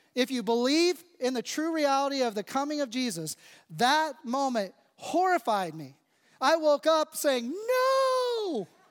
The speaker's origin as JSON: {"language": "English", "country": "United States", "said": "I am thankful to be an American. I am grateful to be a citizen of this country. I'm grateful to live here"}